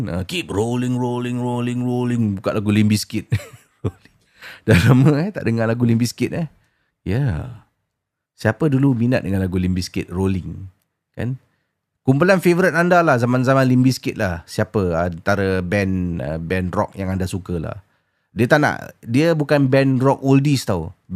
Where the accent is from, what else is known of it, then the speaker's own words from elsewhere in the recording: Kuala Lumpur, Malaysia; also born or lived in Johor; saya berasal dari Kuala Lumpur dan tapi pernah bersekolah di Johor suatu masa dahulu.